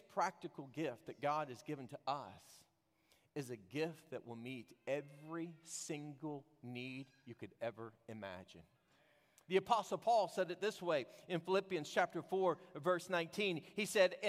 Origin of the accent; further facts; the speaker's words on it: Texas, United States; I was from Texas